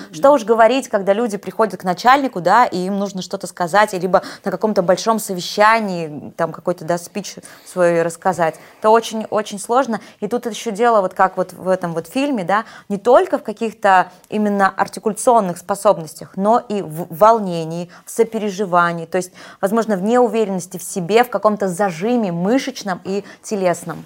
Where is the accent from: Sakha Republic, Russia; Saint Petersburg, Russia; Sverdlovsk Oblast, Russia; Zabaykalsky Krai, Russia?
Sverdlovsk Oblast, Russia; Nizhny Tagil; moved away as an adult; also born or lived in Yekaterinburg / Rostov-on-Don; мы родились в одной практически местности. Я из Нижнего Тагила.